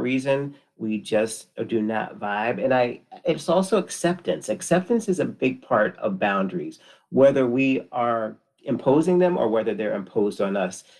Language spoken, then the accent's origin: English; Connecticut, United States; I am from Connecticut, born and raised